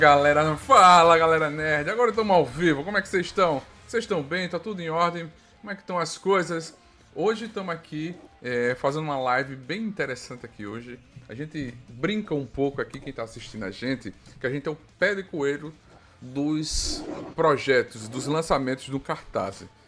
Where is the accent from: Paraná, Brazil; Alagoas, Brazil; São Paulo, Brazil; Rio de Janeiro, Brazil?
Alagoas, Brazil; also born or lived in Paraíba; Eu sou nordestino, sou de Alagoas, nasci na Paraíba, mas moro em Alagoas